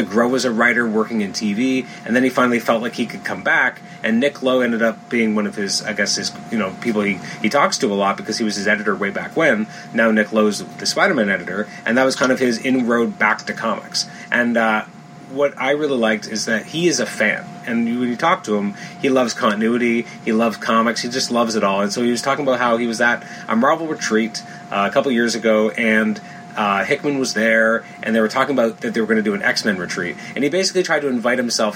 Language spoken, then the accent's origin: English; Toronto, Ontario, Canada; I'm from Toronto